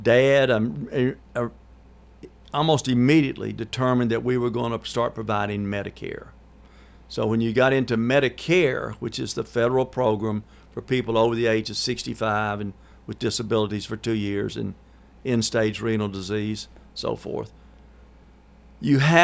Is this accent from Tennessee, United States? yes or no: yes; Murfreesboro, Tennessee, United States; This is where we're located in Murfreesboro. We're from Murfreesboro.